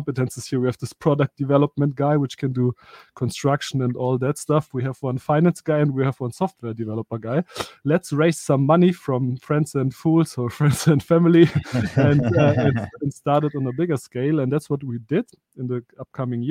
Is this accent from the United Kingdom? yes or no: no; Germany; also born or lived in Soviet Union / Stuttgart; I was born in the Soviet Union. I come to Europe, like, or to Germany. So we are based in Germany with 4 years. So basically, I'm a German living here in Germany